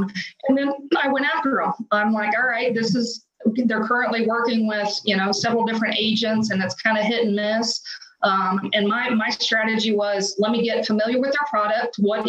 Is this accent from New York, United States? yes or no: no; Oklahoma, United States; moved away; I'm a transplant from Oklahoma, so my sphere was zero.